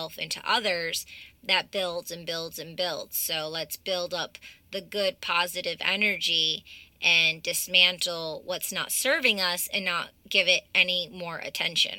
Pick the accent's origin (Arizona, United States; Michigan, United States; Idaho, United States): Michigan, United States; the same area where I'm from, growing up in Michigan